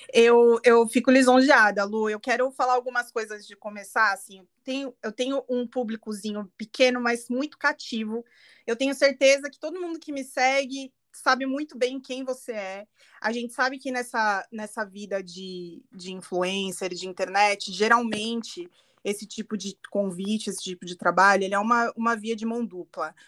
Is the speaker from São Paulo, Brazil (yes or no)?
yes; Guarulhos, São Paulo, Brazil; eu sou de Guarulhos